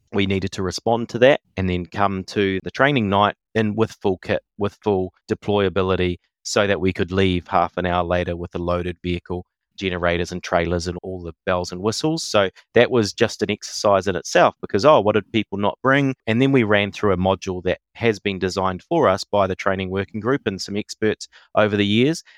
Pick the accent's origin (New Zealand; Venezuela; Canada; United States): New Zealand; I'm non-Māori, but I see myself as a Kiwi, as a New Zealander